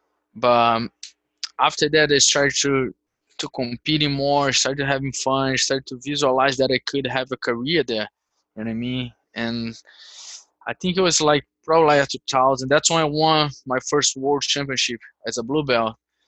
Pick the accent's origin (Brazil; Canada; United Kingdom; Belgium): Brazil; now in Arizona, United States; I was born in Brazil, right? So I'm Brazilian.